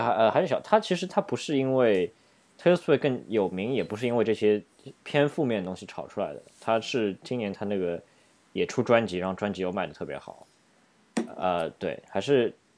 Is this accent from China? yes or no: yes; Shanghai, China; now in New York, United States; 在上海，就是我们家乡